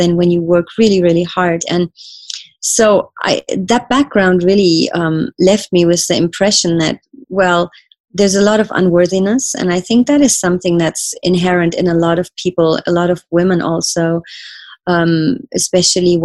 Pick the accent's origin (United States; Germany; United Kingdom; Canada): Germany; I grew up in Germany